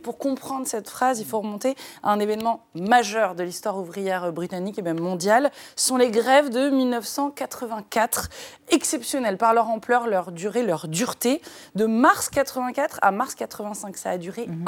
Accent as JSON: {"language": "French", "country": "France", "said": "Nous, chez nous en France"}